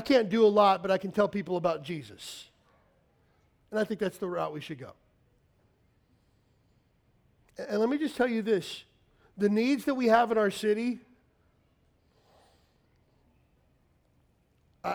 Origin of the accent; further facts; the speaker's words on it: Kentucky, United States; now in Honolulu, United States; I grew up in Kentucky